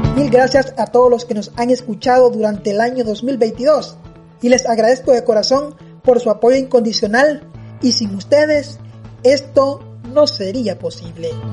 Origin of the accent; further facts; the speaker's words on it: El Salvador; así somos los salvadoreños